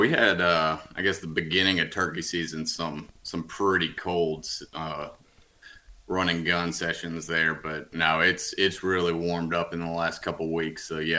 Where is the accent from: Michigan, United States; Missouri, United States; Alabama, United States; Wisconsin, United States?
Alabama, United States; Huntsville; now in Birmingham, United States; yeah, I'm from Huntsville, right around there.